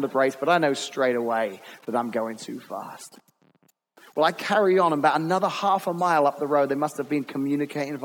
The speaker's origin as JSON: {"language": "English", "region": "England", "country": "United Kingdom", "tie": "born or raised there", "moved": "as an adult", "said": "growing up in England, we had policemen"}